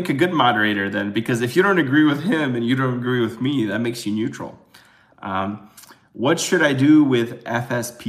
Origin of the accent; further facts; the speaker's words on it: Chicago, Illinois, United States; I'm from Chicago.